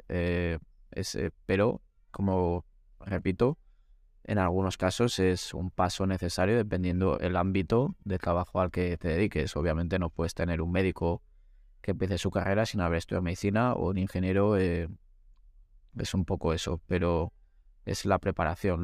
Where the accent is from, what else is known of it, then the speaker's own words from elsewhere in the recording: Valladolid, Castile and León, Spain; also born or lived in Segovia; yo soy un muchacho de Valladolid